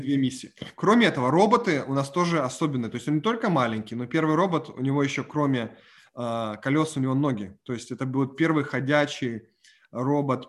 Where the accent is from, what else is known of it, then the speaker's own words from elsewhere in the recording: Ukraine; moved away; я выходец с Украины